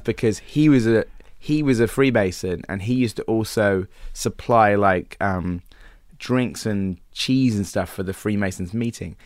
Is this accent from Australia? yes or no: no; Wells, South West England, United Kingdom; moved away; I grew up there